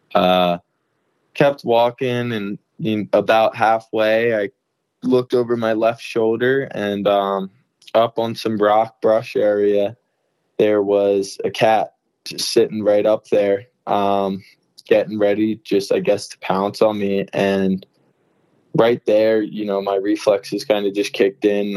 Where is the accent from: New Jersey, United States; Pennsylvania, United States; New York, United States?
New Jersey, United States; moved away; I'm originally from Jersey